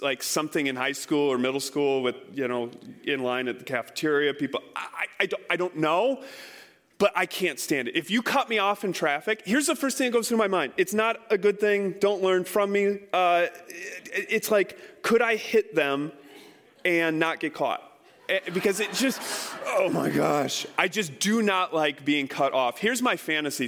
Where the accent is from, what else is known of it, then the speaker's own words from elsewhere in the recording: Iowa, United States; I grew up in Iowa.